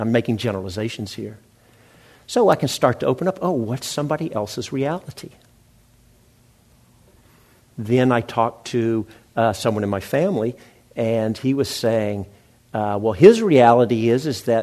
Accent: Memphis, Tennessee, United States; moved away; my hometown, Memphis, Tennessee

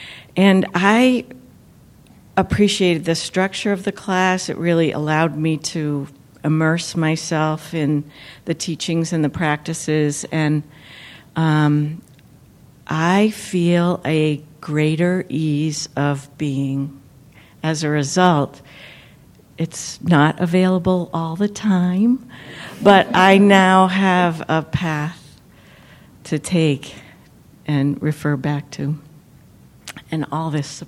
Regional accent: Santa Cruz, California, United States; I'm from Santa Cruz.

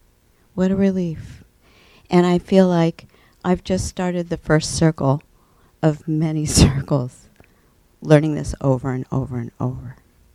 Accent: Redwood City, California, United States; I come from Redwood City.

